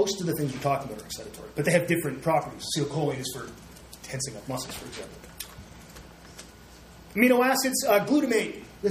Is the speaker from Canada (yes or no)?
yes; Canada; I tend to go back and forth because I'm Canadian